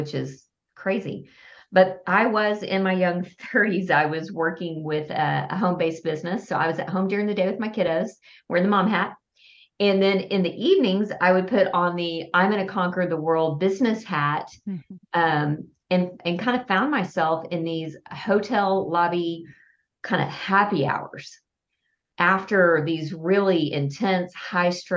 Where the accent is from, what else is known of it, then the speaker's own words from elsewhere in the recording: Lubbock, Texas, United States; now in Fort Worth, United States; Texas, and half of it was spent in Lubbock, my hometown, and the other half of my 51 years have been spent in Fort Worth